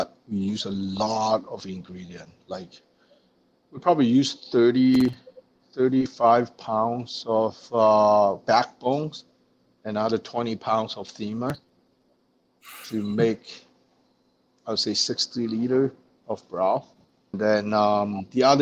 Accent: China; now in Winnipeg, Canada; Where I come from, my hometown in China, is pretty famous for the chili oil

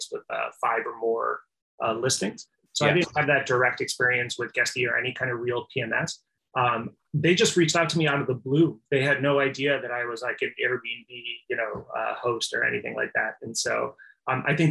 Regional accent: Midwest, United States; I'm from the Midwest

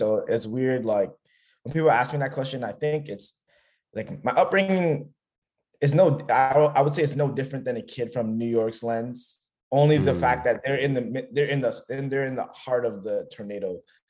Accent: Toronto, Ontario, Canada; I'm from Toronto. I live literally in the heart of Toronto. Born and raised here, so I don't really have experiences like living in other places for long term. I guess I've done small stints in other countries or and cities, but I would say Toronto's my home.

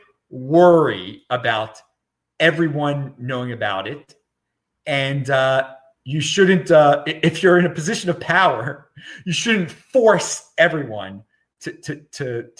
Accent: United States; I'm an American citizen

